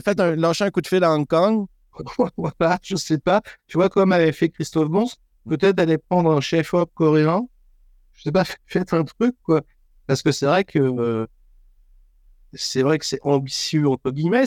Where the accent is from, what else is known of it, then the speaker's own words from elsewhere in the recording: France; je suis français de souche